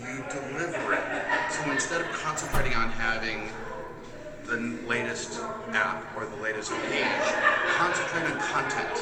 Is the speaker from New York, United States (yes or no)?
no; San Pedro, California, United States; I'm from San Pedro, California